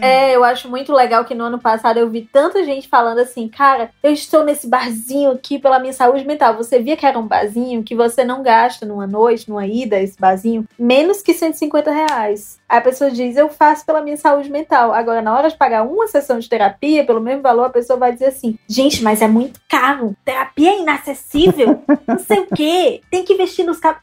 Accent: Fortaleza, Ceará, Brazil; also born or lived in Jaguaruana / Itapipoca; Eu sou de Fortaleza, mas eu tenho um pezinho em Jaguaruana

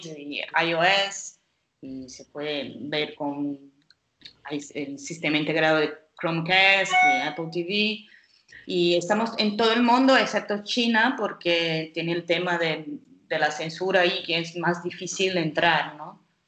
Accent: Brazil; Spanish is a second language; now in Portugal; yo soy brasileña.

